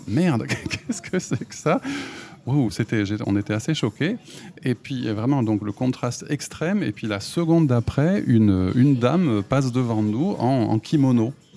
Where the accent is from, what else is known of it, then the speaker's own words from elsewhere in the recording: Toulouse, Occitania, France; moved away as an adult; now in Japan; je suis de Toulouse